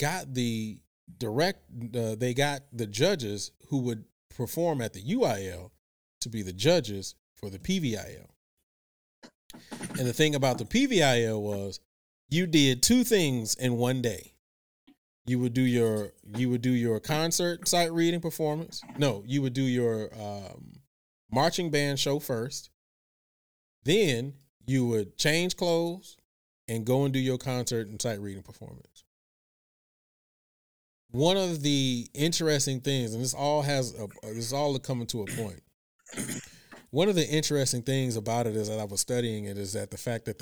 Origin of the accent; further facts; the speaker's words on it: Houston, Texas, United States; also born or lived in Virginia; I'm a Texas boy, man. Born and raised in Texas, spent a couple of years in VA, but came back to Texas. H-Town all day